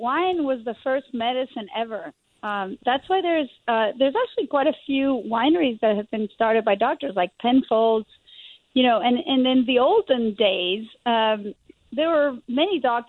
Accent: Argentina; Yes, I was born in Argentina, and I was born to a multi-generation wine family.

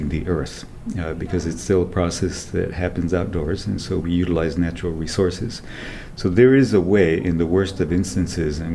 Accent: southern Mexico, Mexico; moved away; also born or lived in Puebla / Oaxaca; All over southern Mexico, so primarily in the states of Puebla and Oaxaca

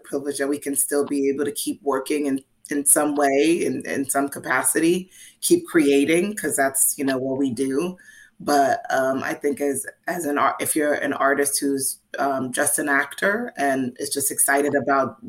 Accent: New York City, New York, United States; I'm a New Yorker

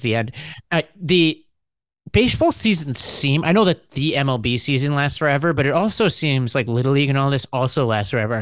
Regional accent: New York, United States; I'm a New Yorker in the South

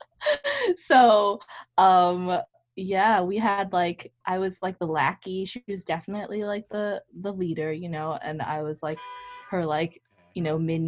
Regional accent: Cambridge, Massachusetts, United States; Growing up in Cambridge was pretty great.

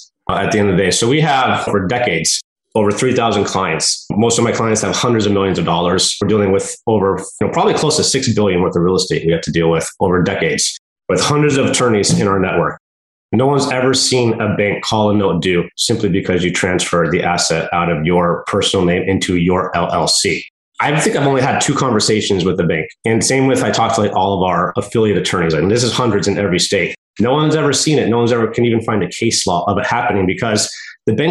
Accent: United States; now in Oregon, United States; I'm from the mountains. I'm from Lake Tahoe. So we get lots of snow. You know, I live in Oregon now

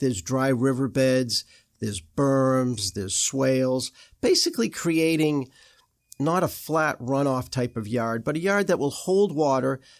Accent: Boston, Massachusetts, United States; moved away; I'm from Boston

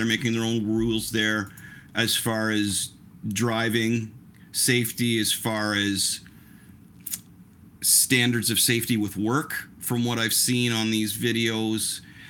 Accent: Ontario, Canada; I was being a Canadian, and I live in Ontario.

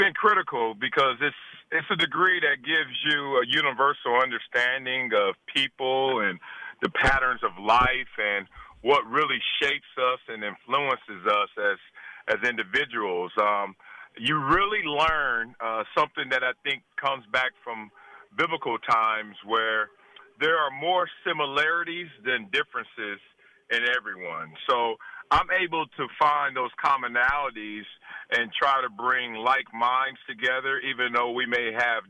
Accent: Compton, California, United States; now in South Central, United States; In simple, I'm a guy from Compton whose mother and father wanted a better life for me.

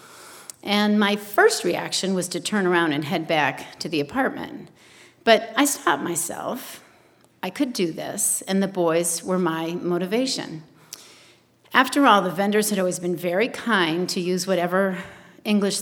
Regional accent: New England, United States; moved away; I'm originally from New England

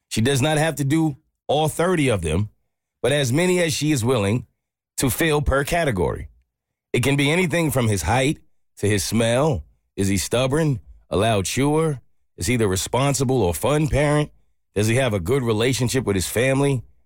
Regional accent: South Africa; English is a second language; moved away as an adult; now in Charleston, United States; all the way from South Africa

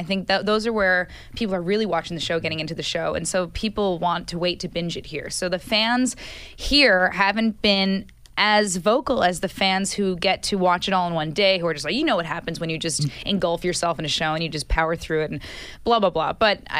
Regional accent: New Jersey, United States; born or raised there; moved away

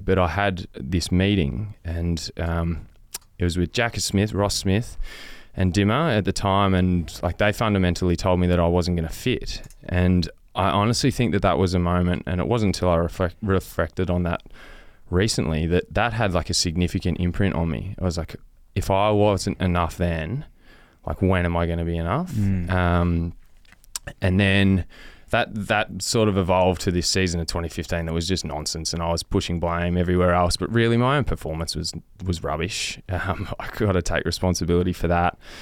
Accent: Western Victoria, Australia; I grew up on, you know, hundreds of acres in Western Victoria

